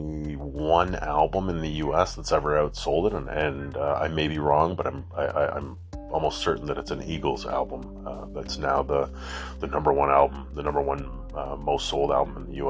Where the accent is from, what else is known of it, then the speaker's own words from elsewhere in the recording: Canada; Being a Canadian boy